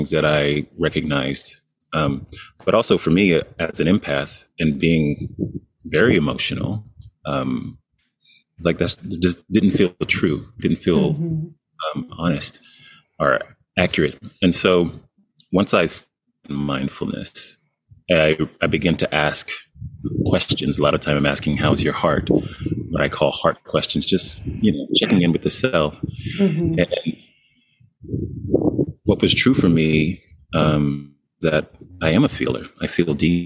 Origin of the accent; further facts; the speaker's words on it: Dallas, Texas, United States; I'm from Texas, Dallas area originally. Coming up in the South